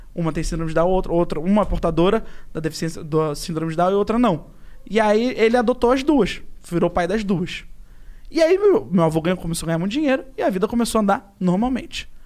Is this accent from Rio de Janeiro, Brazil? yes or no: yes; Rio de Janeiro, Brazil; Vou pro Brasil, inclusive na Tijuca, onde eu nasci